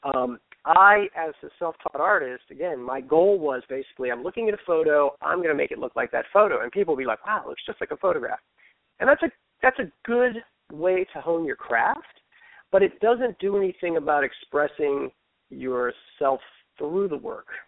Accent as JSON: {"language": "English", "town": "Fairfax", "region": "Virginia", "country": "United States", "tie": "born or raised there", "moved": "yes", "lives_now": "Baltimore, United States", "said": "I grew up in Fairfax"}